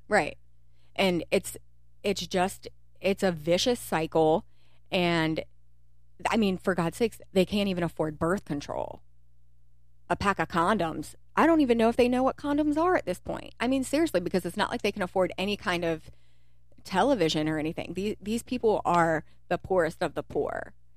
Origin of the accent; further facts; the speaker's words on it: Kentucky, United States; also born or lived in Cincinnati; We're Kentucky. You know, we grew up in we grew up in Kentucky